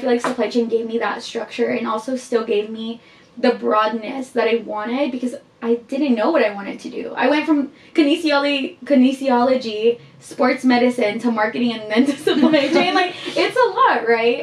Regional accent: Guatemala; I am from Guatemala.

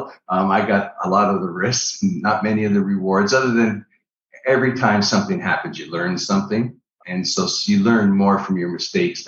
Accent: Niagara Falls, Ontario, Canada; moved away; also born or lived in Orlando, Florida; I'm originally from Niagara Falls, Canada

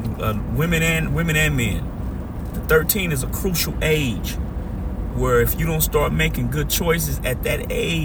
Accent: Amarillo, Texas, United States; where I grew up, man, it was right in the hood

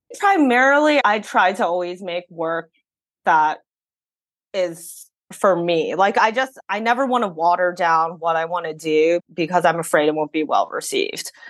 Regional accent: San Francisco, California, United States; growing up in san francisco in the city that really influenced how many cultures I was able to be exposed

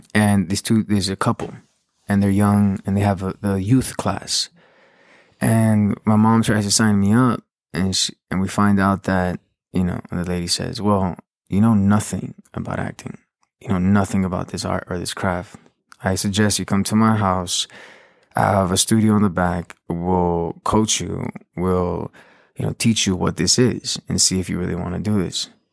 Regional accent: Los Angeles, California, United States; also born or lived in Huntington Park, California / Downey, California / Paris; I was born and raised in South Los Angeles

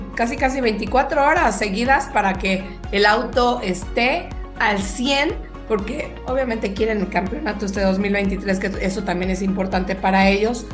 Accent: Mexico; como mexicanos

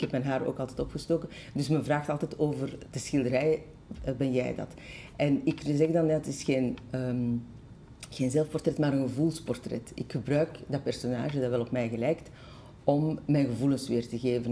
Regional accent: Brussels, Brussels-Capital Region, Belgium; also born or lived in Schoten / Antwerp; de stad waar ik ben opgegroeid

